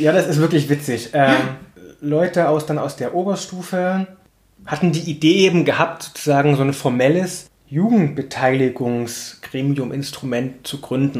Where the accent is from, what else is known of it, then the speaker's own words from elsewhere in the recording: Plauen, Saxony, Germany; ich bin in Plauen aufgewachsen, war das in den 90er Jahren